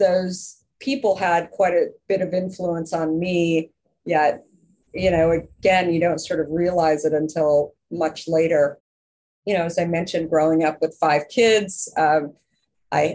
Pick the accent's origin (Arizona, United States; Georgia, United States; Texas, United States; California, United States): Arizona, United States; Scottsdale; also born or lived in Minneapolis, Minnesota; And so I was 2 and a half and moved to Arizona. To Scottsdale, Arizona